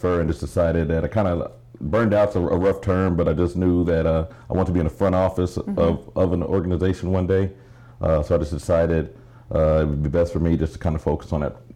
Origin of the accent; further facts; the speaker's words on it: Garland, Texas, United States; I grew up in Garland, Texas